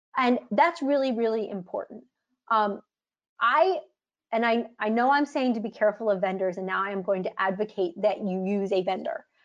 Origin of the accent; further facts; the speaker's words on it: United States; I'm an American